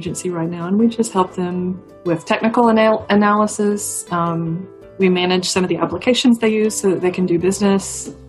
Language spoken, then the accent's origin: English; Eastern Kentucky, United States; also born or lived in Lexington, Kentucky; I was born and raised in Kentucky. I'm a proud Kentuckian. I was born in Eastern Kentucky and made my way to Central Kentucky around the Lexington area.